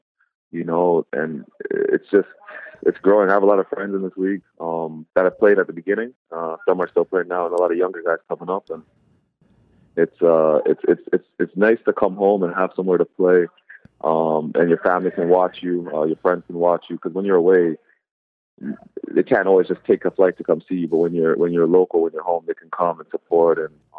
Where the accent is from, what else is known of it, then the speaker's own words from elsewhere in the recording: Canada; born there; My mom's actually from Jamaica. I have a lot of family in Jamaica, and I was born in Canada.